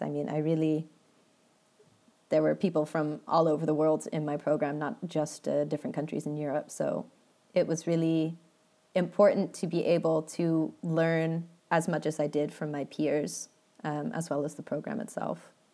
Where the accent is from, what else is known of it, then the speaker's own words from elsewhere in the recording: Redwood City, California, United States; moved away as an adult; also born or lived in Portland; now in Netherlands; grew up in the Bay, uh, grew up in Redwood City